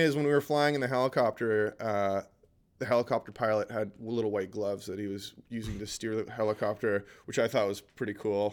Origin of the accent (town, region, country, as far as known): Canada